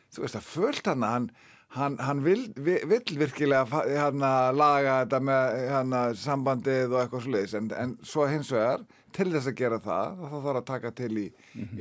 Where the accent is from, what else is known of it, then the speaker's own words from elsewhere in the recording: Reykjavík, Capital Region, Iceland; also born or lived in Fossvogur, Reykjavík; þegar ég fekk kemur upp í Breitholt 10-11 ára gammal